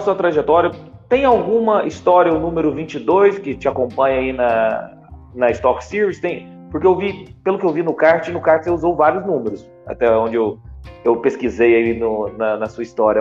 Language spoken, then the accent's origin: Portuguese; Minas Gerais, Brazil; Eu sou de Minas